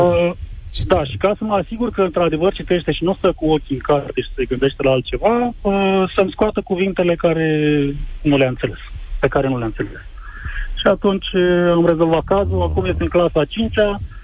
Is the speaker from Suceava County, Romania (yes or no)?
yes; Fălticeni, Suceava County, Romania; sunt din Fălticeni